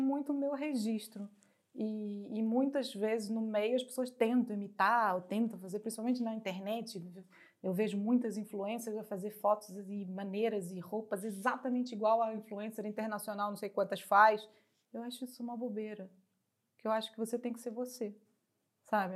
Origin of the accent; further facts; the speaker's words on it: Brazil; moved away as an adult; now in Portugal; Como brasileira